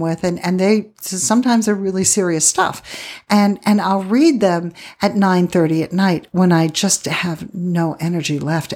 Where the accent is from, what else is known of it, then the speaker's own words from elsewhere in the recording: Pennsylvania, United States; moved away as an adult; also born or lived in Milwaukee / Midland / Odessa, Texas / Phoenix; now in Tucson, United States; I grew up in Pennsylvania, did it there when I was a kid, um, teenager and early twenties